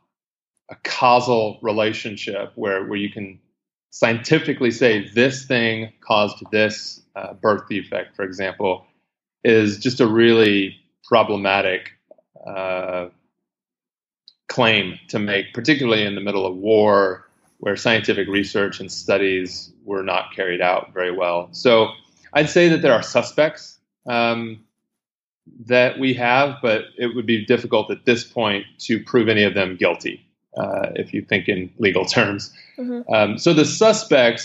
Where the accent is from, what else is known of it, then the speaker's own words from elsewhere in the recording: United States; moved away as an adult; now in Iraq; as an American, because it was happening contemporary with my time here in Iraq